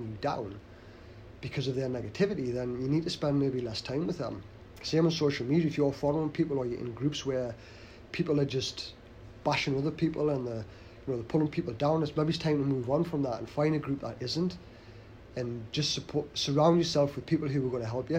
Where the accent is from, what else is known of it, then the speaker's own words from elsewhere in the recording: the Northeast, North East England, United Kingdom; we're from the Northeast